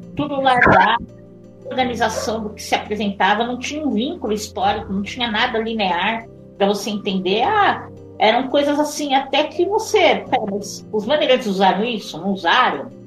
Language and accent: Portuguese; São Paulo, Brazil; moved away as an adult; now in Santana de Parnaíba, Brazil; eu sou brasileira, eu sou de São Paulo, o município também de São Paulo